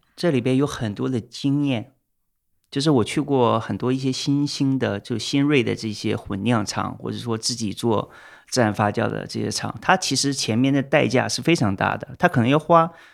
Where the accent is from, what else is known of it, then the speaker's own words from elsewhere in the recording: China; moved away; 我们中国人